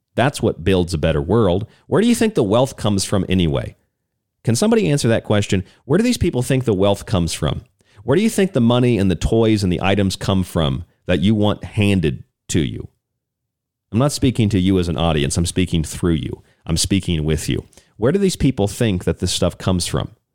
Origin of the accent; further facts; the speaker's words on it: Tampa, Florida, United States; I grew up in Tampa area